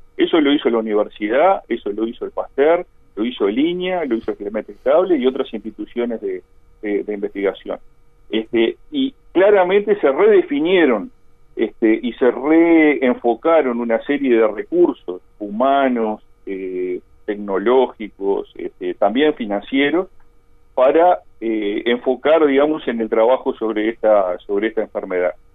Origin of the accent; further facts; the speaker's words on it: Colonia del Sacramento, Colonia, Uruguay; moved away; yo soy allá de Colonia